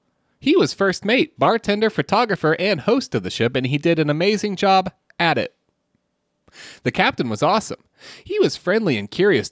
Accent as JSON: {"language": "English", "region": "California", "country": "United States", "said": "This was one of the top 5 most beautiful sunsets I have seen. And I'm from California."}